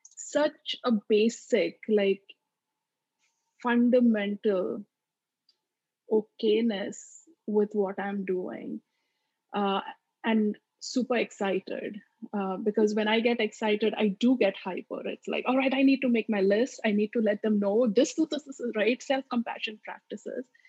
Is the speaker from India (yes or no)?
yes; Maharashtra, India; accent: Maharashtrian; first language Marathi; English is a second language; moved away as an adult; now in United States; my mother tongue, which is Marathi, this is the way we speak. So it's not even your typical quote unquote Indian accent. It's much more sort of Maharashtrian accent.